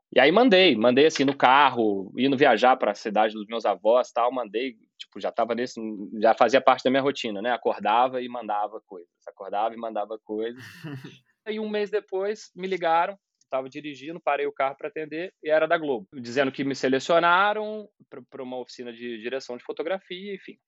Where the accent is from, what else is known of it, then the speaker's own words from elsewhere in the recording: Juiz de Fora, Minas Gerais, Brazil; moved away as an adult; also born or lived in São João del Rei, Brazil; eu sou mineiro, né, de São João del Rei. Com 10 anos, eu já morava em Juiz de Fora, que é uma outra cidade de Minas e onde eu fiquei até meus 25 anos